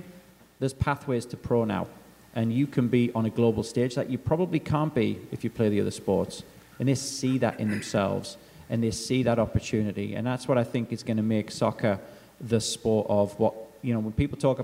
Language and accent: English; England, United Kingdom; moved away; as an Englishman